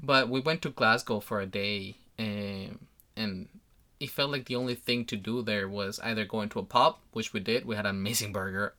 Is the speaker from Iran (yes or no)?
no; Colombia; moved away; I come from Colombia